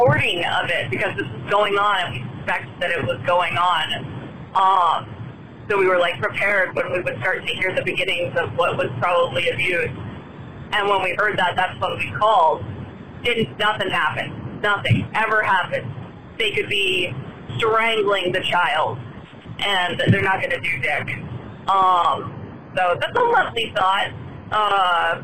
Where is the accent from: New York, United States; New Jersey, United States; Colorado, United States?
Colorado, United States; I'm from Colorado.